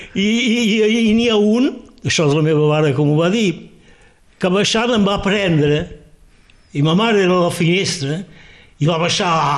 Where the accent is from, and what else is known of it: Perpignan, Occitania, France; born or raised there; first language Catalan; also born or lived in Sant Jaume